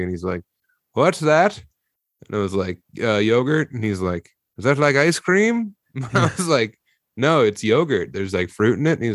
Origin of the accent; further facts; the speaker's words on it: United States; I'm from America